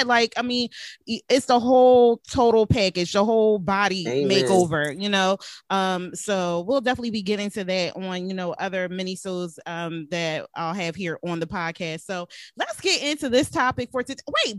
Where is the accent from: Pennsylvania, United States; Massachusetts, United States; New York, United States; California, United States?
Pennsylvania, United States; Philadelphia; now in Virginia, United States; I'm originally from Philadelphia